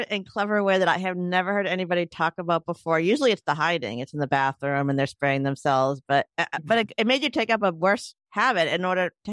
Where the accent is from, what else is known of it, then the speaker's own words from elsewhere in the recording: Wyoming, United States; manifest more of the dichotomy that had been my life growing up in Wyoming at that time.